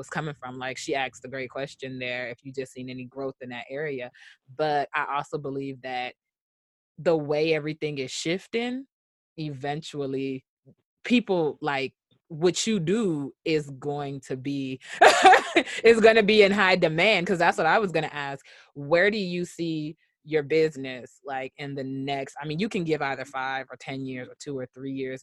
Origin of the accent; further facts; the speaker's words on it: Nigeria; us being Nigerian